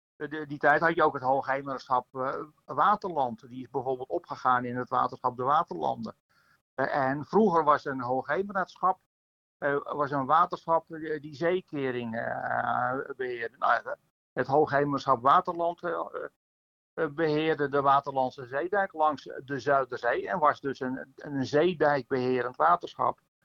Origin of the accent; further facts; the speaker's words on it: a polder in the Zaan area, North Holland, Netherlands; de polder waar ik vandaan kom, uit de polder Roosaan, Zaan